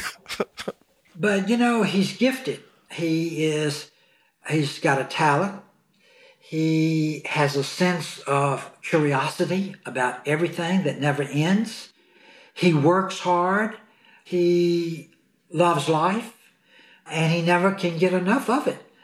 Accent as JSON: {"language": "English", "town": "Clarksdale", "region": "Mississippi", "country": "United States", "tie": "born or raised there", "moved": "as an adult", "lives_now": "Beverly Hills, United States", "said": "in Clarksdale, Mississippi, my hometown where my mom and dad still were"}